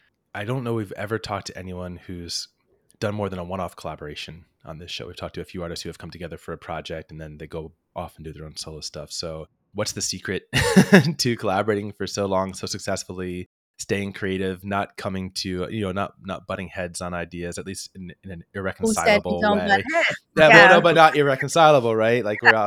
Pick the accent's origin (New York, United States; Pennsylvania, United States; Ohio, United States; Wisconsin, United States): New York, United States; Also being a New Yorker, obviously like a big live music fan, I probably moved formally into the city like 2008.